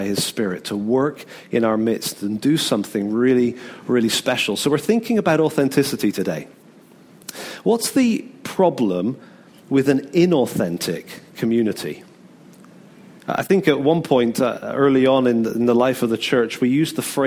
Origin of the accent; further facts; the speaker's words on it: United Kingdom; we're British